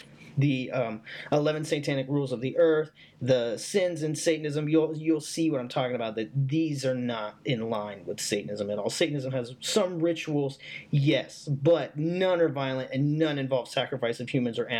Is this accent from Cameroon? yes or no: no; the South, United States; I was raised in the South. I currently live in the South